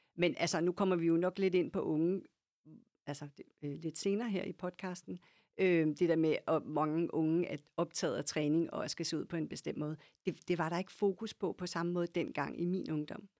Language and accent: Danish; Lyngby, Capital Region of Denmark, Denmark; also born or lived in Copenhagen / Herlev; now in Ølstykke, Denmark; jeg voksede op i Lyngby, sådan ja. nord for København